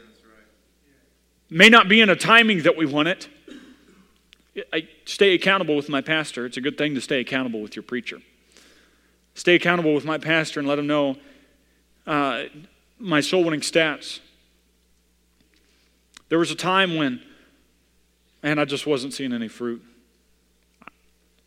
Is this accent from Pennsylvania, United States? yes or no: no; Missouri, United States; I come from Missouri